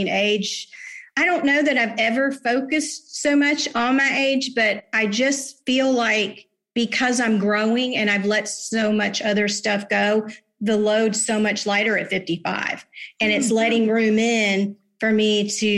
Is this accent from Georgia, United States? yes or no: no; Jacksonville, Florida, United States; I'm a native. I was born in St. Vincent's Hospital, 1966